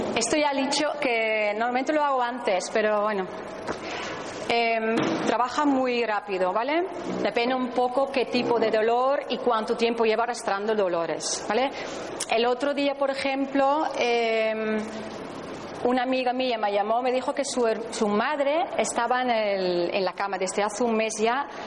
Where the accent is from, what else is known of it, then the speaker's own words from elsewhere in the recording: Netherlands; Spanish is a second language; now in Spain; soy holandesa, hablo muy bien español, pero a veces me tranco un poquito